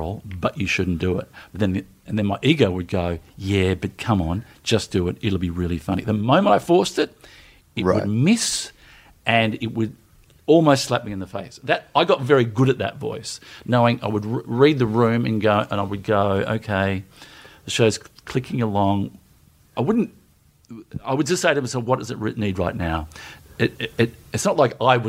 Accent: Melbourne, Victoria, Australia; I grew up in the northern suburbs of Melbourne, Strathmore, which is one stop short of Oak Park, and then Glenroy, and then Broadmeadows

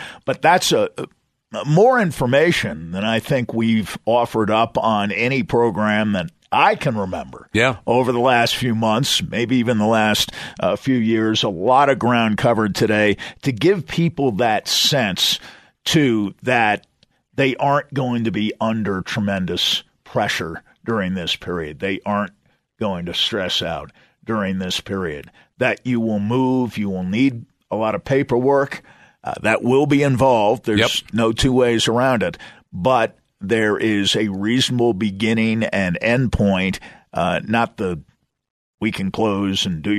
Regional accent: East Coast, United States; I grew up on the East Coast, and it was fall after Labor Day back there.

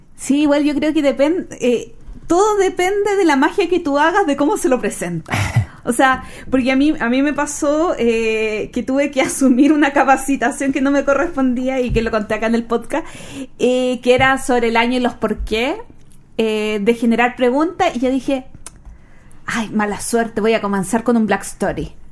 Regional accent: Chile; yo soy una chilena criada a la antigua

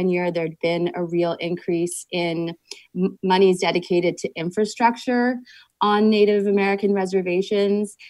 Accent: Toronto, Ontario, Canada; moved away; I grew up in Toronto

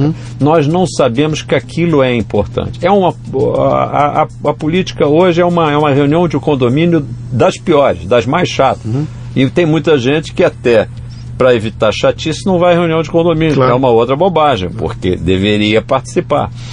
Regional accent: Brazil; como brasileiro

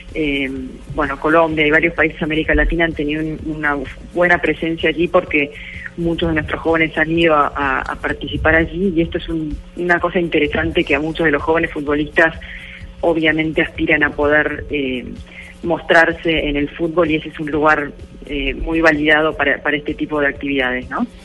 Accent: Argentina; Soy argentina

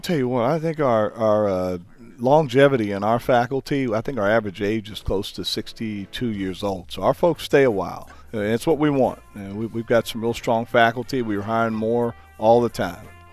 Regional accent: Hackensack, New Jersey, United States; also born or lived in Texas; now in Carbondale, United States; I'm from Hackensack, New Jersey

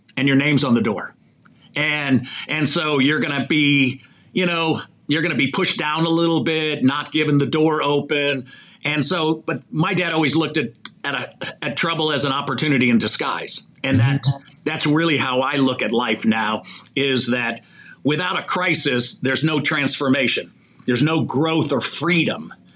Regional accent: Chicago, Illinois, United States; moved away; also born or lived in Mishawaka, Indiana / Los Angeles; grew up in, in Chicago.

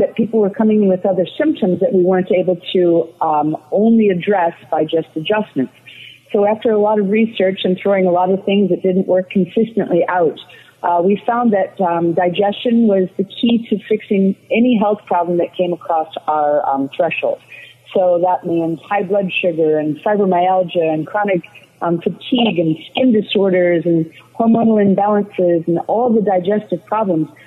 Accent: Chicago, Illinois, United States; moved away as an adult; now in Florida, United States; I grew up in the Chicagoland area

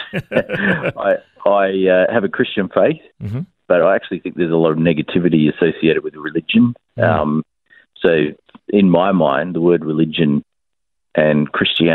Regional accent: Brisbane, Queensland, Australia; born here in Brisbane

